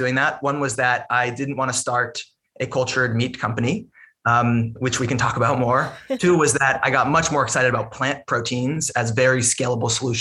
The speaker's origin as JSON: {"language": "English", "region": "Massachusetts", "country": "United States", "tie": "born or raised there", "said": "I grew up in Massachusetts, and my first job, I have to admit, was working on a lobster boat"}